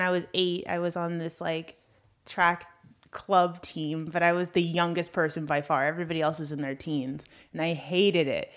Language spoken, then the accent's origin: English; Los Angeles, California, United States; accent: valley girl; I grew up in Brentwood